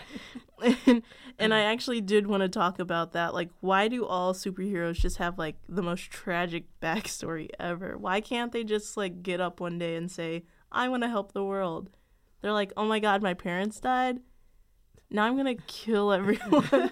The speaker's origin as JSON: {"language": "English", "town": "Chicago", "region": "Illinois", "country": "United States", "said": "I'm from Chicago"}